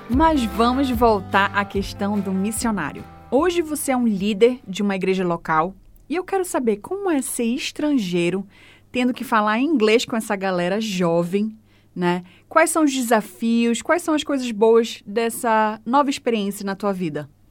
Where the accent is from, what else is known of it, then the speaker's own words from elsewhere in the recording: Belém, Pará, Brazil; also born or lived in Fortaleza, Brazil; now in Christchurch, New Zealand; Eu sou de Belém do Pará.